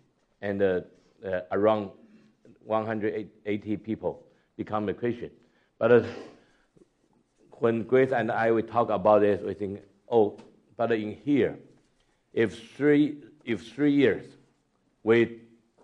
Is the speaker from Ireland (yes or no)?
no; Taiwan; moved away as an adult; also born or lived in United States / China / Singapore; I was born in Taiwan, grew up from Taiwan, and then passed the Chinese church in the States